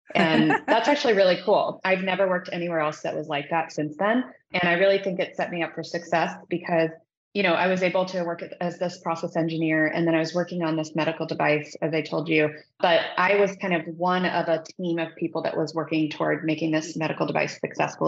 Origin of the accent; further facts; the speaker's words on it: Midwest, United States; moved away as an adult; also born or lived in Indiana; now in Silicon Valley, United States; I grew up in the Midwest